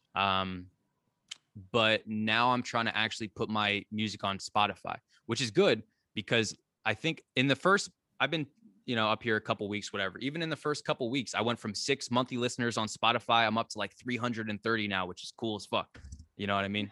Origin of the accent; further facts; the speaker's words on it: New Jersey, United States; moved away as an adult; now in Catskills, United States; I'm from New Jersey. Right now, I'm living in the Catskills.